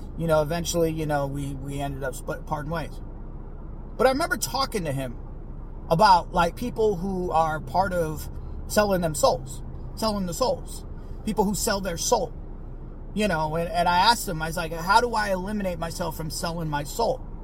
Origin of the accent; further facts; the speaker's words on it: Bay Area, California, United States; growing up in the Bay Area